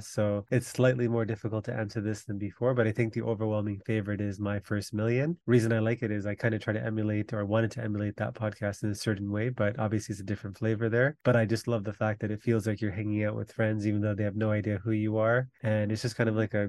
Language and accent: English; Toronto, Ontario, Canada; also born or lived in Jaffna, Sri Lanka; We came and grew up in Malvern